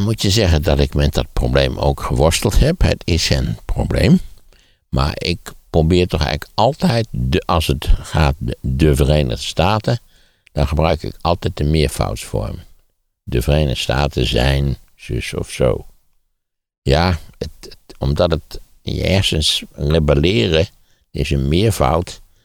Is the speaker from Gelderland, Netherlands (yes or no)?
yes; Wageningen, Gelderland, Netherlands; Ik ben in Wageningen opgegroeid.